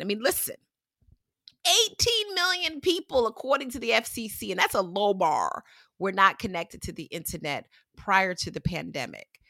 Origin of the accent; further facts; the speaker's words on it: New York, United States; I grew up in New York